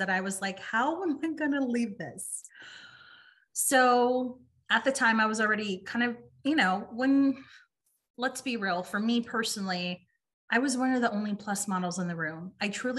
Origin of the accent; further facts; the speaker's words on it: San Antonio, Texas, United States; moved away as an adult; also born or lived in Los Angeles, California; Moved back to San Antonio